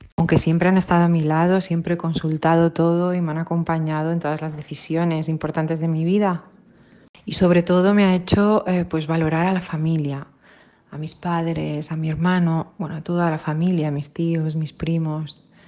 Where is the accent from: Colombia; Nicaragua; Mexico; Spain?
Spain; Sant Antoni de Portmany, Balearic Islands; moved away as an adult; now in Sant Cugat del Vallès, Spain; mis primeros 18 años los he pasado en Ibiza, en San Antonio